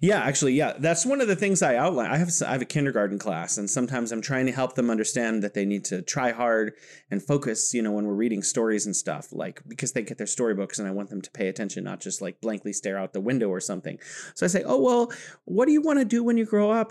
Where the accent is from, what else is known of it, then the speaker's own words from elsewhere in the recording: California, United States; now in Wuhan, China; I am from California, but now I am located in beautiful Wuhan, China